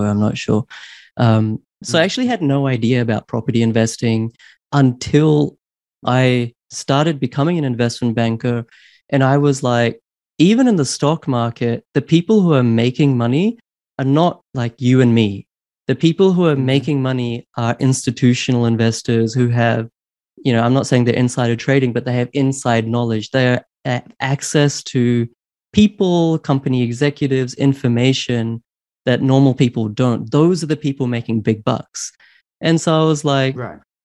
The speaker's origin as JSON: {"language": "English", "country": "New Zealand", "tie": "born or raised there", "also_born_or_lived": "Queensland, Australia / Sydney, Australia / London, United Kingdom", "moved": "as an adult", "said": "I grew up in in New Zealand"}